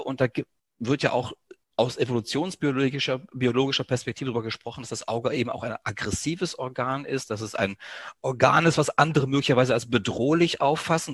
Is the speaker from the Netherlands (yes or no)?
no; Greece; Mir als, ja, Südeuropäer, als Grieche